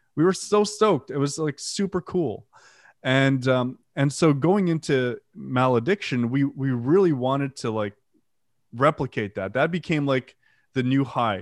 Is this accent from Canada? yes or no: yes; Canada; first language French; English is a second language; also born or lived in Ottawa; I'm French Canadian, English is my second language